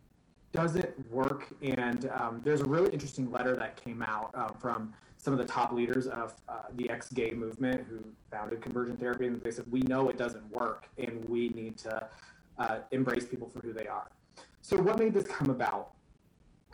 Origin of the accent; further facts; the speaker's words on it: Nebraska, United States; I was born and raised in Nebraska